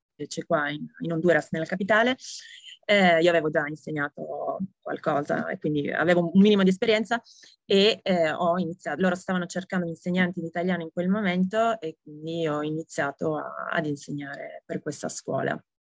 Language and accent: Italian; Italy; moved away as an adult